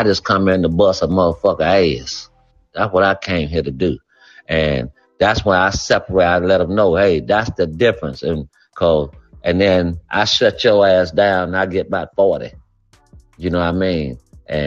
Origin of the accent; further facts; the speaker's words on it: Gainesville, Florida, United States; also born or lived in Alpharetta, Georgia / Houston; now in Charlotte, United States; Florida, old Florida brother, man. You know, I'm from Gainesville